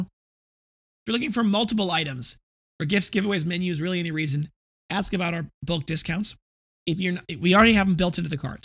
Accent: Midwest, United States; I come from the Midwest

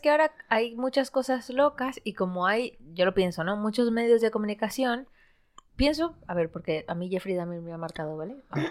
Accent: Santo Domingo, Santo Domingo de los Tsáchilas, Ecuador; now in Spain; Yo crecí en, en Ecuador, en un, una ciudad que se llama Santo Domingo

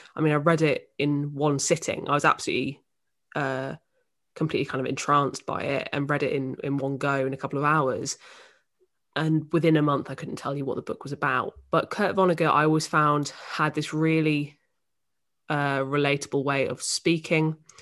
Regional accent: Northampton, East Midlands, United Kingdom; moved away as an adult; now in London, United Kingdom; I'm from Northampton in the Midlands

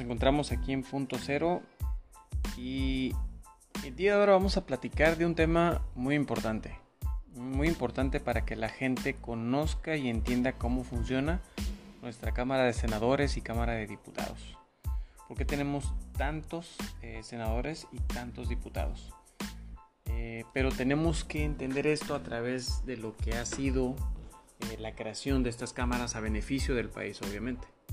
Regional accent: Mexico; Nosotros como mexicanos

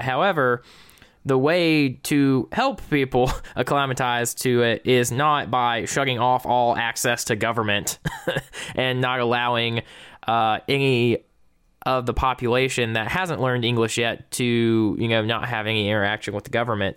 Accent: South Georgia, United States; I am from South Georgia.

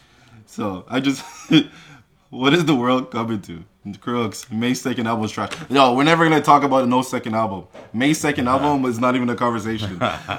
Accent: Sudbury, Ontario, Canada; Remember, I'm from Sudbury.

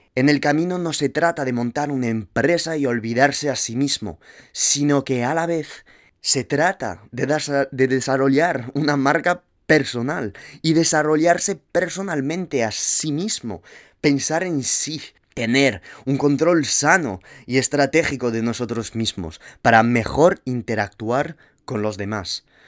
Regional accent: Toulouse, Occitania, France; accent: French; moved away as an adult; also born or lived in Madrid, Spain; now in San Francisco, United States; tomé la decisión de irme de mi ciudad natal, Toulouse

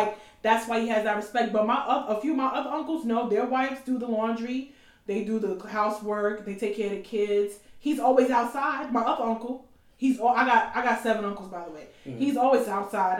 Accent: Nigeria; I'm Nigerian.

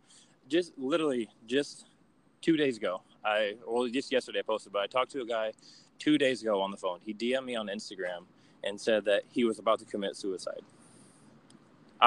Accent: Niles, Michigan, United States; now in Detroit, United States; I grew up in a little small town in Michigan called Niles, and I moved to Detroit a couple of years ago

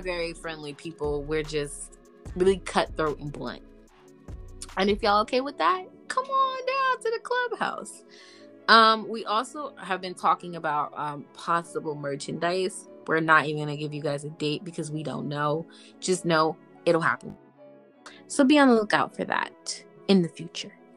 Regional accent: United States; I'm from America. I signed up and I put I live in the US

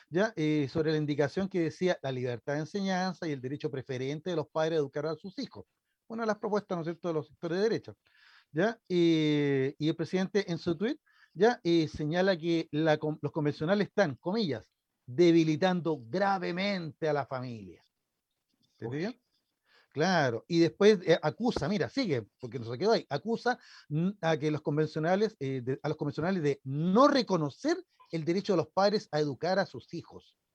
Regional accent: Chile; somos mejores chilenos

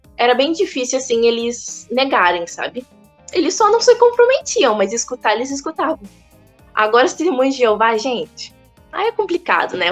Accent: Brazil; eu era do Brasil

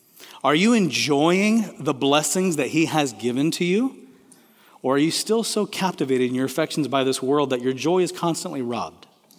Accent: Kenya; also born or lived in Tanzania; I grew up in Kenya and Tanzania, East Africa, and when you say Bwana Sifiwe, which means praise the Lord, everybody responds and says, amen.

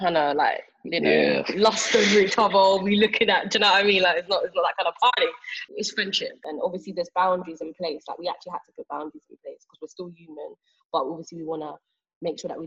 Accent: Milton Keynes, South East England, United Kingdom; I grew up in Milton Keynes. I'm not from London

